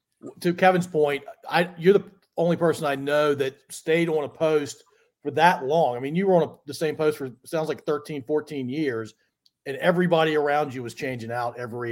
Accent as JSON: {"language": "English", "country": "Germany", "tie": "born there", "said": "I was born in Germany, yeah."}